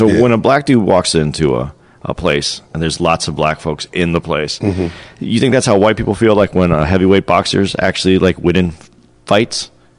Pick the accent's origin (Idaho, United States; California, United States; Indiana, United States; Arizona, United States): Arizona, United States; Phoenix; moved away; Next week, we're going to be in Phoenix. Right. My hometown.